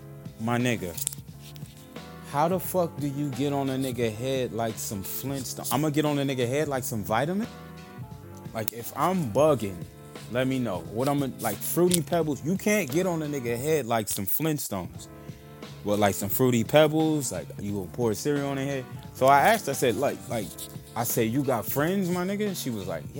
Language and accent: English; Vallejo, California, United States; I'm from the Bay Area, California, Vallejo